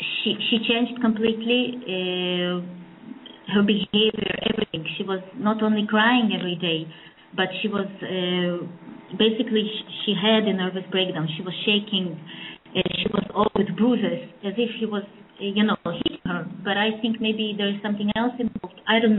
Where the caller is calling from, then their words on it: Belarus; I'm calling from Belarus.